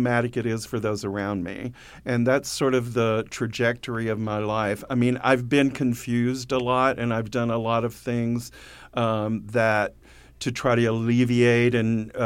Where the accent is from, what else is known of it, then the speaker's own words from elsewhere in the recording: Muscle Shoals, Alabama, United States; I grew up in Muscle Shoals, Alabama